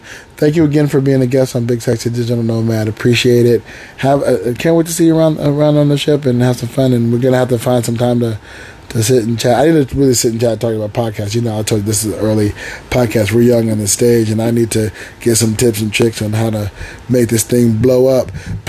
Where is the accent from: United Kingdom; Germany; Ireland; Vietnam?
United Kingdom; I'm British.